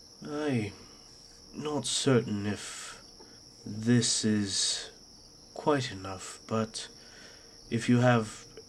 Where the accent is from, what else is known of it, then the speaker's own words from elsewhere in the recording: Texas, United States; growing up in Texas and going to ag class.